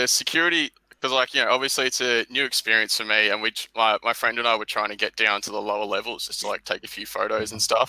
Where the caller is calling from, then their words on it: Melbourne, Victoria, Australia; I'm part of the Melbourne Denver Stiffs community.